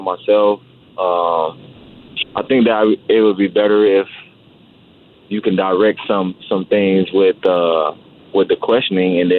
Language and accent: English; Miami, Florida, United States; I'm from Miami, Florida